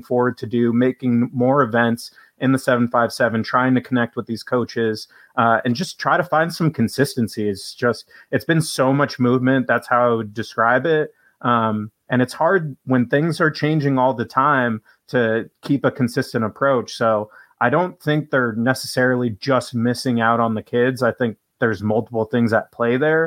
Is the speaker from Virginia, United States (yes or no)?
no; New York, United States; moved away; also born or lived in Washington, D.C.; I grew up in New York